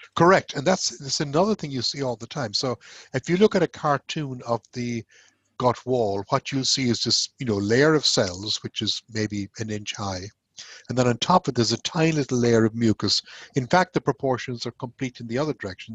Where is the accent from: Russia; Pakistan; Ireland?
Ireland; moved away as an adult; also born or lived in Glasgow, Scotland / Manchester, United Kingdom / Nebraska, United States / Cork, Ireland; now in Houston, United States; I'm, actually Irish, um, where I went to medical school and did my intern year